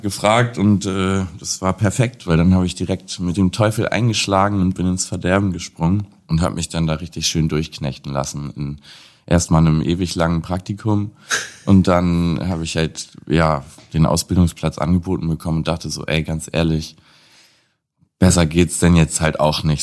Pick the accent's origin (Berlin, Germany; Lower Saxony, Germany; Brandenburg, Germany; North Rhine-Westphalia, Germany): Lower Saxony, Germany; Lüneburg; komme gebürtig aus Lüneburg, das ist 40 Kilometer ungefähr von Hamburg entfernt. Ähm, habe dort da meine Jugend und mein Aufwachsen verbracht